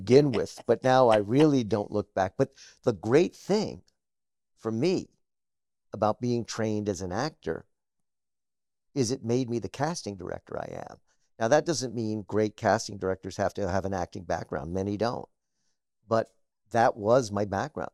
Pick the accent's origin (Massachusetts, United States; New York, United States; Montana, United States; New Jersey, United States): New York, United States; Scarsdale; also born or lived in Harlem, New York City; I was raised in a suburb of New York called Scarsdale